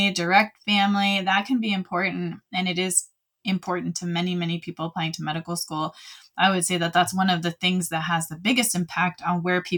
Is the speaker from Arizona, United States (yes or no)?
no; Southern California, United States; I'm also from Southern California